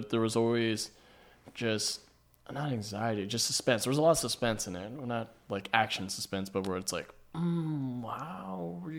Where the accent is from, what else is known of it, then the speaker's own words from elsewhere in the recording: Hawaii, United States; I'm from Hawaii